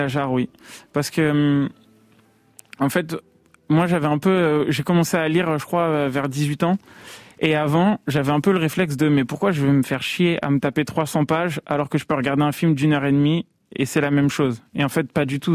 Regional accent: Paris, Île-de-France, France; j'ai grandi vers Max Dormois à La Chapelle

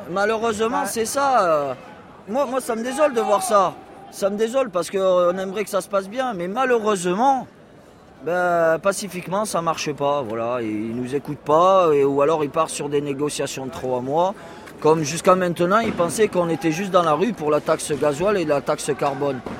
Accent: Lunel, Occitania, France; Du sud. Lunel, Marcillargues et Margues, à côté de Nîmes.

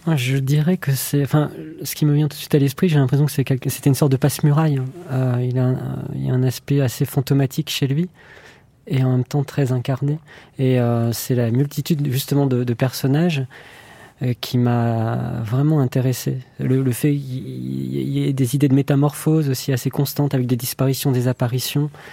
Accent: France; en tant que Français

